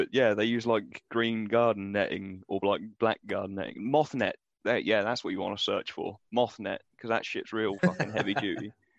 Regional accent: United Kingdom; we're British, man. We're mild.

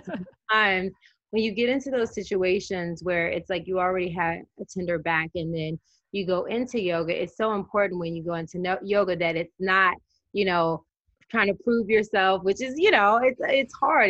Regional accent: Tennessee, United States; I grew up in Tennessee.

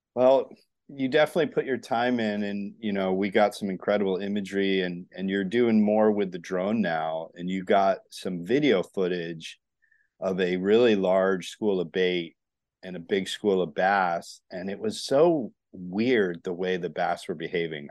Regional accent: Northeast, United States; now in Florida, United States; I grew up in the Northeast, but I'm down here in Florida

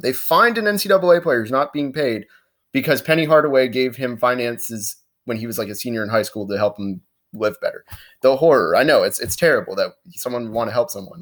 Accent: Orlando, Florida, United States; I'm from Orlando.

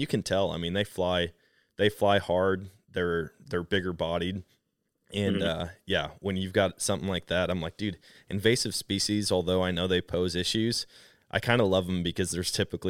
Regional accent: Wisconsin, United States; I'm from Wisconsin. I'm actually currently in Wisconsin

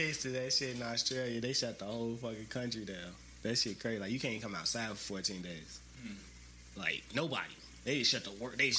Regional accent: the South, United States; I'm from the South. You know what I'm saying? I'm a nigga from the South. Like, we don't really do this type of shit.

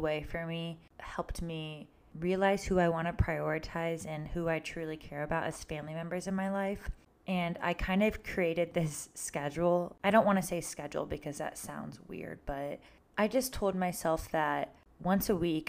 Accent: Ohio, United States; It wasn't until after college, I moved only an hour away from my hometown to Cleveland.

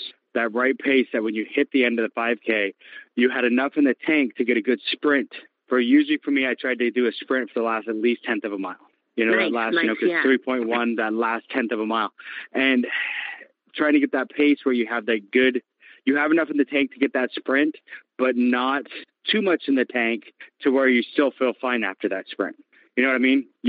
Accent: Maple Valley, Washington, United States; I'm from Maple Valley

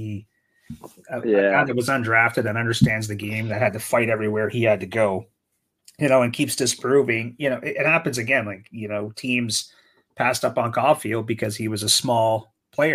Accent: Sault Ste. Marie, Ontario, Canada; we grew up where I grew up in Sault Ste. Marie.

